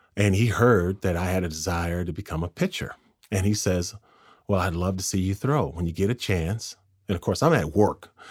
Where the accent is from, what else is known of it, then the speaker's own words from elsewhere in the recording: Pasadena, California, United States; I grew up in Pasadena